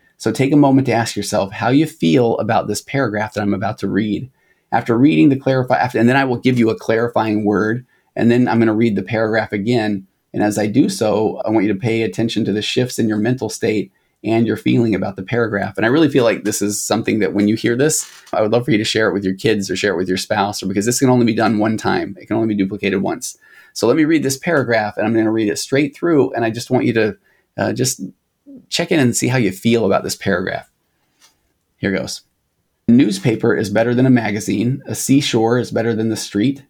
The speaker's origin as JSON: {"language": "English", "country": "United States", "said": "I'm an American"}